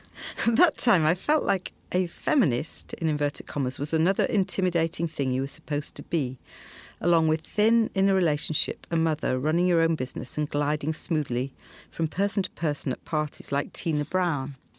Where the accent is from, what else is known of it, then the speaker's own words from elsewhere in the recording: outskirts of Leeds, Yorkshire and the Humber, United Kingdom; I grew up in a textile town on the outskirts of Leeds